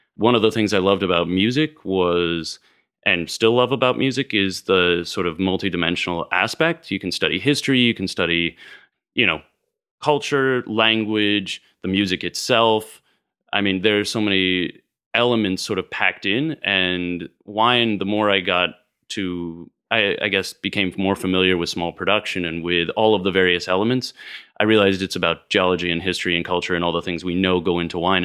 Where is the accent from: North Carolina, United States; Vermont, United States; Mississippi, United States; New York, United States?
Vermont, United States; West Newbury; also born or lived in Worcester, Massachusetts; now in Houston, United States; I grew up in Vermont. I was born in Massachusetts, and Worcester, Mass.